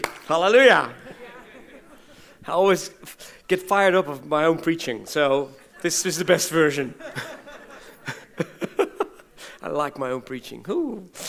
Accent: Belgium; born there; And I was born in Belgium as a mission kid.

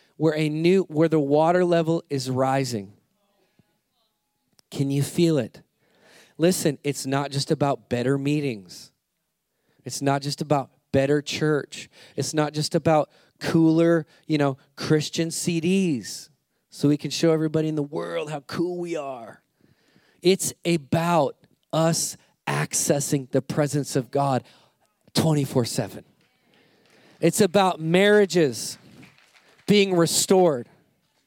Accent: United States; I'm American

